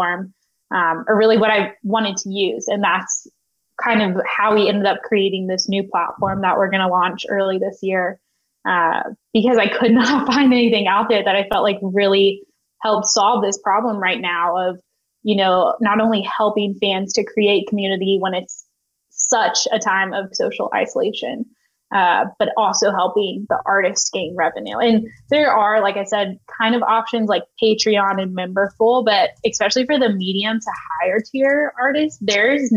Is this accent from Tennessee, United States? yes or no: yes; Nashville, Tennessee, United States; growing up in Nashville, being surrounded by music